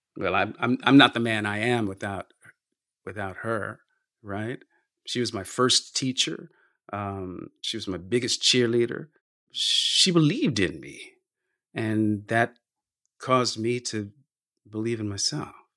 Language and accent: English; California, United States; I grew up in California and not in the Midwest